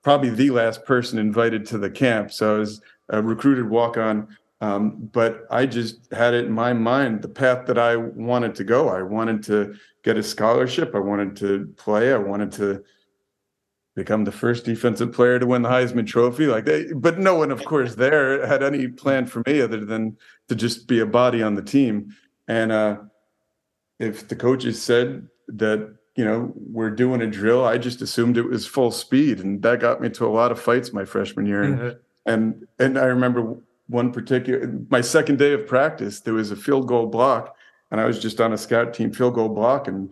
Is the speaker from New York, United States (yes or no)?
no; New Jersey, United States; moved away; also born or lived in Hollywood; I grew up in New Jersey and in a town full of tough guys in a football town